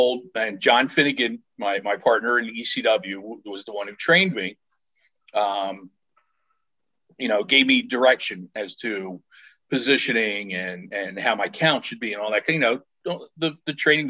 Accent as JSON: {"language": "English", "town": "Philadelphia", "region": "Pennsylvania", "country": "United States", "tie": "born or raised there", "said": "Growing up in the Philadelphia area"}